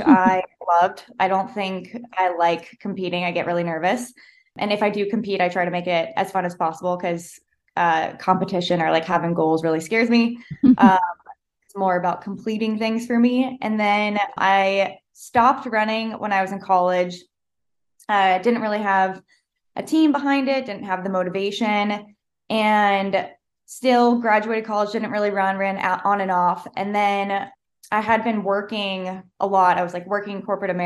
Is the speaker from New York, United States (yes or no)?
no; Florida, United States; moved away as an adult; now in Utah, United States; I grew up in Florida